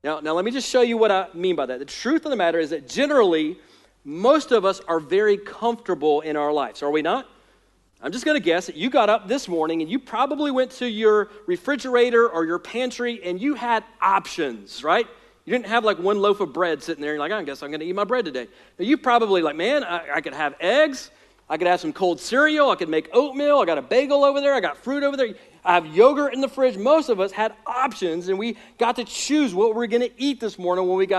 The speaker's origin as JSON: {"language": "English", "country": "United States", "said": "as American Christians in 2021"}